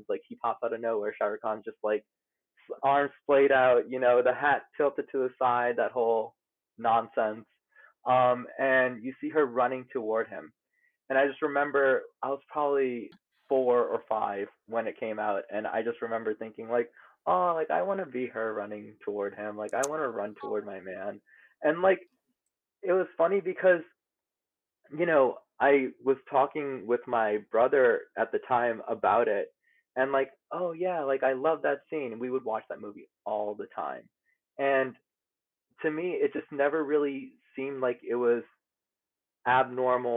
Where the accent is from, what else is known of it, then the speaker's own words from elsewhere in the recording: New Orleans, Louisiana, United States; moved away as an adult; now in New York City, United States; Originally, I'm from New Orleans, Louisiana. I moved up to New York for grad school